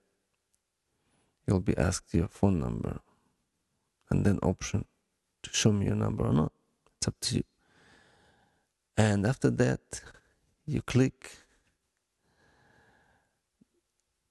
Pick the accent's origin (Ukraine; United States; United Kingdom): Ukraine; accent: Ukrainian; English is a second language; my Ukrainian accent